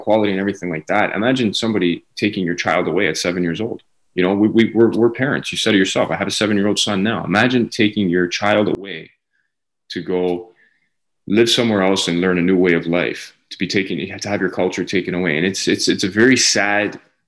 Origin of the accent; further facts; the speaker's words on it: Canada; I was born and raised in Canada